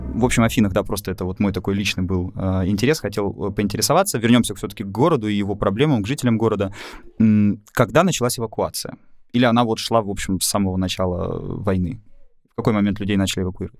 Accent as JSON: {"language": "Russian", "region": "Moscow", "country": "Russia", "tie": "born or raised there", "said": "Я вырос в Москве, там же закончил школу и университет"}